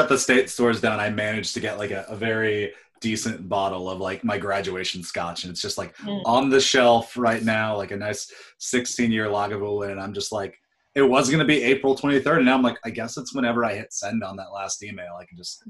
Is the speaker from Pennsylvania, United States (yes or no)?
yes; Pittsburgh, Pennsylvania, United States; born or raised there